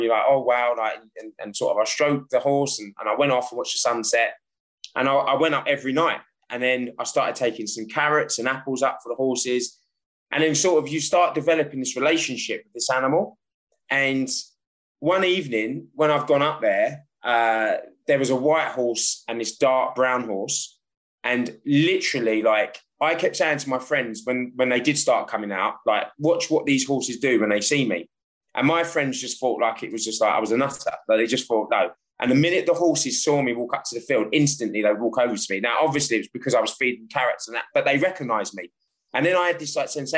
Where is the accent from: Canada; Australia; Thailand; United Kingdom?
United Kingdom; London; moved away as an adult; now in France; So as a child, I grew up in London.